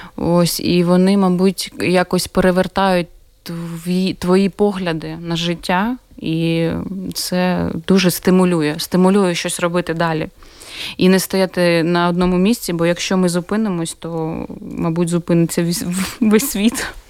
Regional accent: Dnipro, Dnipropetrovsk Oblast, Ukraine; moved away as an adult; now in Riga, Latvia; моє рідне Дніпро

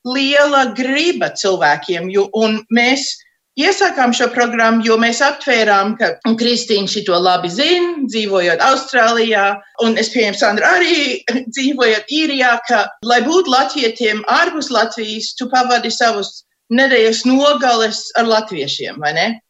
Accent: United States; uzaugot šeit, Amerikā, mēs jau visi taisījām savus tērpus.

